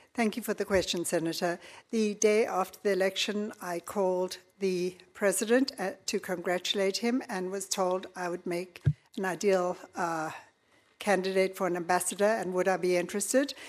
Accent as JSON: {"language": "English", "country": "South Africa", "tie": "born or raised there", "moved": "yes", "lives_now": "United States", "said": "born and raised in South Africa"}